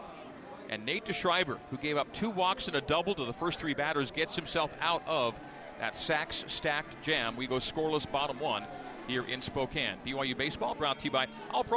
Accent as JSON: {"language": "English", "country": "Canada", "tie": "born or raised there", "said": "as a Canadian growing up and a fan of the Expos"}